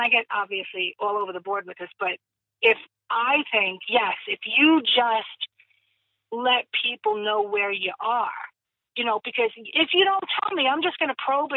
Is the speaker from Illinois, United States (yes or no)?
no; Jersey City, New Jersey, United States; like we were all 90% of us, I should say, were born and raised in Jersey City.